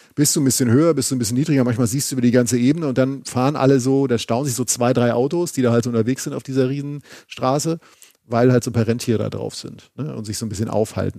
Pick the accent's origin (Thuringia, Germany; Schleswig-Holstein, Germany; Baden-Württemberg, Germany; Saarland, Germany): Schleswig-Holstein, Germany; moved away; Von Travemünde, meinem alten Heimatbundesland Schleswig-Holstein